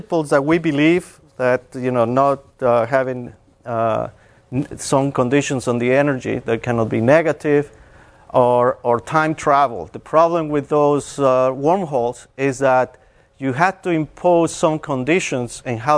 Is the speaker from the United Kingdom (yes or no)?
no; Mexico; moved away as an adult; also born or lived in Texas; I'm originally from Mexico, and I started my bachelor's in math